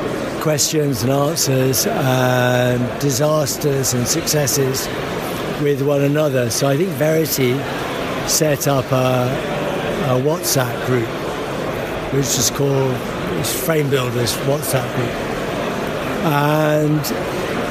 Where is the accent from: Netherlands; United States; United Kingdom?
United Kingdom; London; moved away as an adult; now in South Coast, United Kingdom; London. I think I'm still a Londoner, but I've moved down to the South Coast